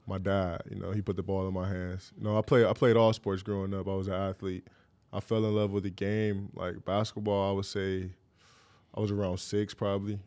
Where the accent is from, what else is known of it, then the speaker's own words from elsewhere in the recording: Cleveland, Ohio, United States; growing up in Cleveland